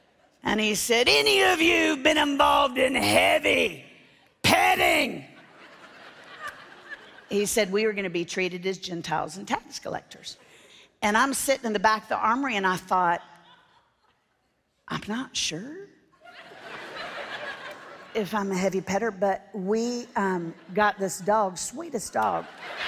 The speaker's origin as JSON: {"language": "English", "town": "Orlando", "region": "Florida", "country": "United States", "tie": "born or raised there", "moved": "yes", "said": "I grew up in Orlando, Florida. I live in Tennessee now. That's why I talk correctly."}